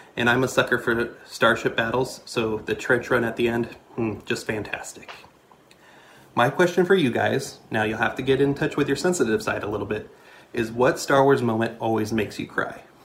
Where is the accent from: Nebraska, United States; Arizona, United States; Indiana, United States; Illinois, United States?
Nebraska, United States; Lincoln; I'm from Lincoln, Nebraska